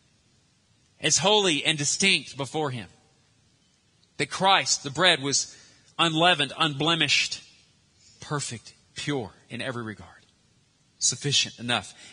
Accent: Arkansas, United States; we're American, Arkansan

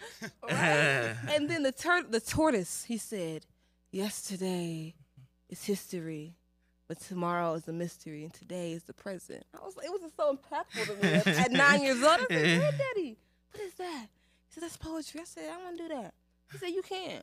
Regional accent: Murfreesboro, Tennessee, United States; also born or lived in Nashville, Tennessee; I'm from Murfreesboro

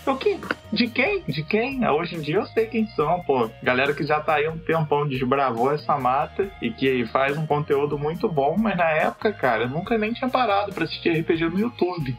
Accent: Angra dos Reis, Rio de Janeiro, Brazil; moved away; originalmente sou de Angra, sou um rapaz do interior

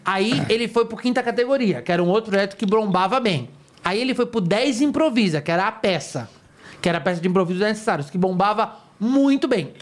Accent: São Paulo, Brazil; eu, como paulista

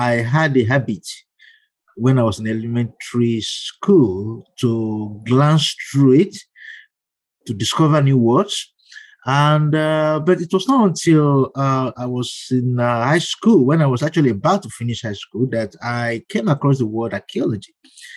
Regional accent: Ibadan, Oyo, Nigeria; moved away as an adult; also born or lived in Ile-Ife, Nigeria; now in United States; I grew up in Ibadan

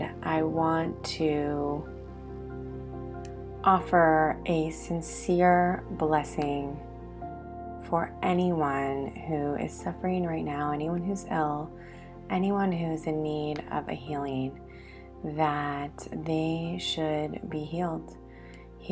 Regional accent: United States; now in Israel; as an American immigrant living in Israel

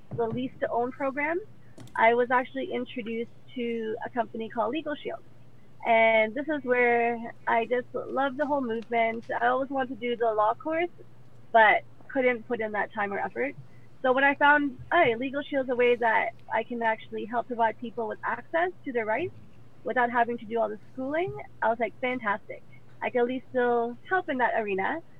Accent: Mississauga, Ontario, Canada; also born or lived in Ottawa / Trinidad; I was born in Ottawa. We moved to Trinidad, lived there for 5 years, did that thing. Parents came back up here, gave Trinidad a go. Didn't really work out, I guess, out there. Came back to Mississauga. I've been here ever since

